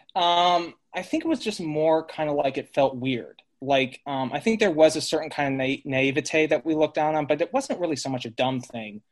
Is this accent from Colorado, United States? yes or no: yes; Colorado Springs, Colorado, United States; moved away; also born or lived in San Luis Obispo, California; Growing up in Colorado Springs, Colorado, we were technically meth- Methodist